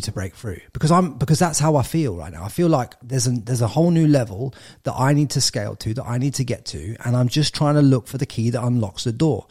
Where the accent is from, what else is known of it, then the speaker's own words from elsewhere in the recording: England, United Kingdom; moved away as an adult; now in Australia; I'm an English lad.